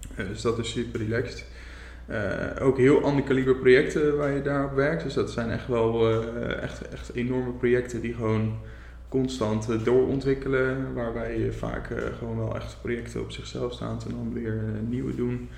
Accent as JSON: {"language": "Dutch", "region": "Zeeland", "country": "Netherlands", "tie": "born or raised there", "also_born_or_lived": "Gouda / Rotterdam", "moved": "yes", "lives_now": "Dordrecht, Netherlands", "said": "Ik ben ooit geboren in Zeeland"}